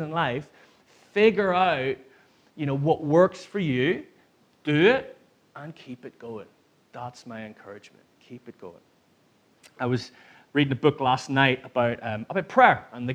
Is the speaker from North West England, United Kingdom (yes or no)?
no; Northern Ireland, United Kingdom; now in Manchester, United Kingdom; I grew up in Northern Ireland